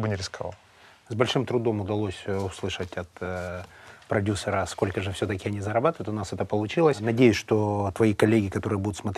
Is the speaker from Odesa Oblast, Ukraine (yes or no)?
no; Zaporizhzhia, Zaporizhzhia Oblast, Ukraine; я тоже из Запорожья